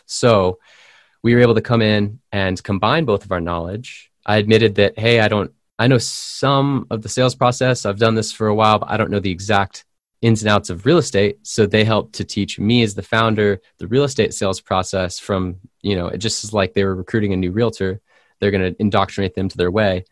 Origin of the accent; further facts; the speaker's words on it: San Diego, California, United States; from my hometown, California. I'm from San Diego.